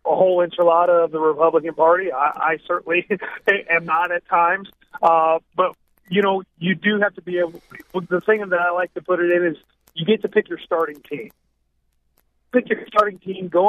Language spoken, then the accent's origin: English; Altamonte Springs, Florida, United States; my hometown, Altamont Springs